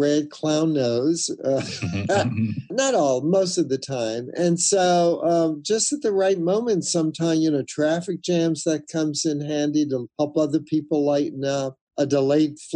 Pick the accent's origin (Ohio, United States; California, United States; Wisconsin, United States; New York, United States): New York, United States; moved away; New York a couple of weeks ago, middle of summer, usually very hot. It's my hometown